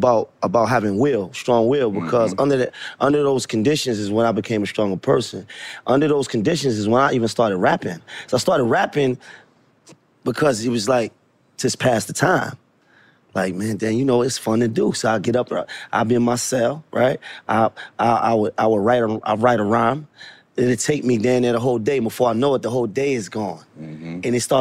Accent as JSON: {"language": "English", "town": "Brooklyn", "region": "New York", "country": "United States", "said": "I'm a Knicks fan, and Nets fans. I'm from Brooklyn."}